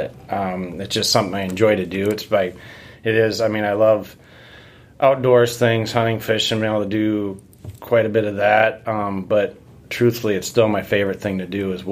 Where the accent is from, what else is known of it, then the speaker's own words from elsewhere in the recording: Watertown, South Dakota, United States; moved away as an adult; also born or lived in Brookings, South Dakota; now in Sioux Falls, United States; I grew up in Watertown, went to high school, and then from there went to South Dakota State University